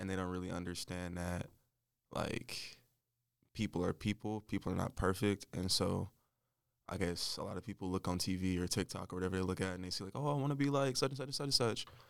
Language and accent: English; Winston-Salem, North Carolina, United States; also born or lived in Michigan / Charlotte, North Carolina; I'm from Michigan, but I moved to North Carolina when I was nine